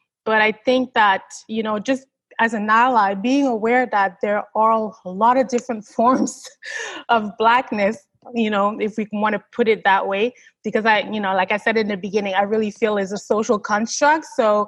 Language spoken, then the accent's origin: English; Canada; also born or lived in Haiti; I was born in Haiti, but I came here, I was 9 months old, right? So, I mean, to assume that I'm from another country, well, I was born in another country, yes, but I spent 43 years here in Canada. And so to me, like, I'm Canadian, right?